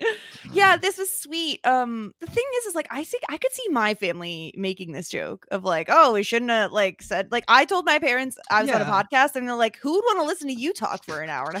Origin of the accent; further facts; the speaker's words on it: New York, United States; Unsurprisingly, I'm from New York.